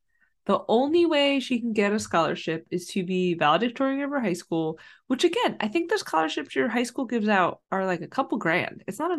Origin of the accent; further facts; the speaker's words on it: New Jersey, United States; I'm from New Jersey. I'm from New Jersey.